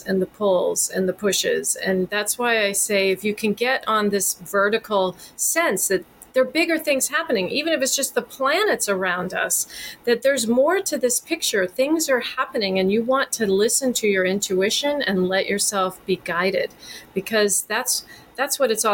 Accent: Texas, United States; moved away as an adult; I grew up in Texas and left when I was 18, never lived there again

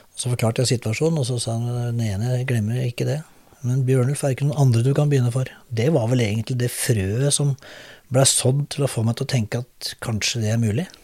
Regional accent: Drammen, Buskerud, Norway; also born or lived in Oslo / Hauketo / Lier; jeg er drammenser

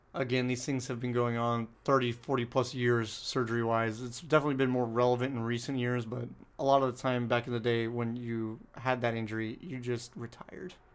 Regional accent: San Diego, California, United States; I grew up in San Diego watching the Lakers play

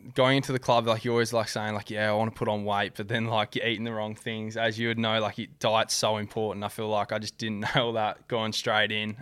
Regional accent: Perth, Western Australia, Australia; moved away as an adult; also born or lived in Gold Coast, Queensland; I was born and raised in Ardalal

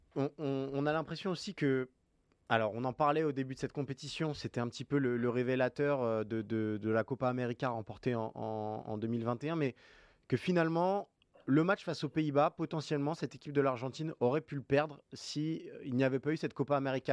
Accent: France; nous, en tant que Français

